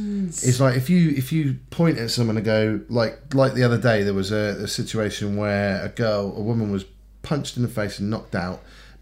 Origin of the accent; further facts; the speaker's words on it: United States; moved away; Well, I'm American.